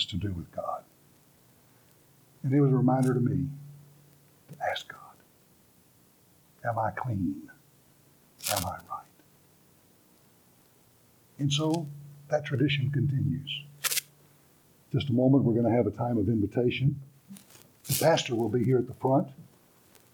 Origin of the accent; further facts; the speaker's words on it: Beaumont, Texas, United States; I've spent my life growing up in Baptist churches, First Baptist Church, Beaumont, Texas, was my home church